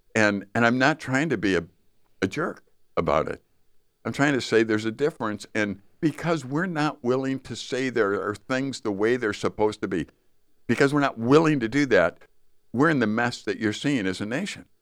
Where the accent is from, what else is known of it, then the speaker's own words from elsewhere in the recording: Chicago, Illinois, United States; moved away; I grew up in Chicago